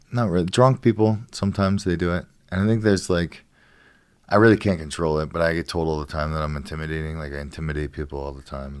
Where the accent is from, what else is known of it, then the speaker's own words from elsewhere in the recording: Ohio, United States; moved away as an adult; now in California, United States; where I grew up in Ohio